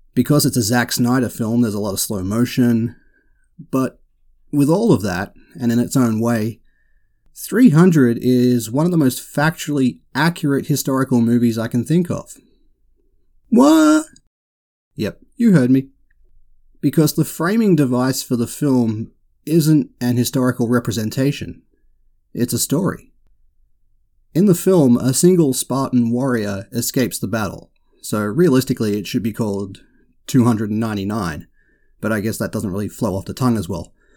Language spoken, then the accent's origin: English; Australia; I can't help being Australian.